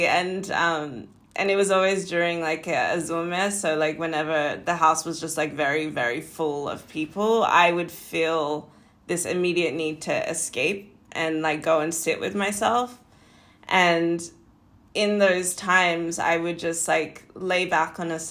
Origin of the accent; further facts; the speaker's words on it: Perth, Western Australia, Australia; now in Los Angeles, United States; I was born in Perth, Western Australia, a small little beach town city.